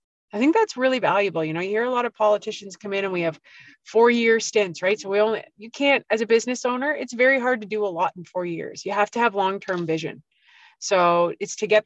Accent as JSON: {"language": "English", "town": "Peterborough", "region": "Ontario", "country": "Canada", "tie": "born or raised there", "said": "I grew up here. I was raised here"}